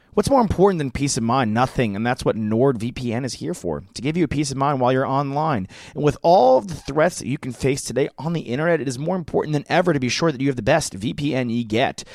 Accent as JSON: {"language": "English", "region": "New York", "country": "United States", "tie": "born or raised there", "said": "I grew up in New York, but my family's from Boston"}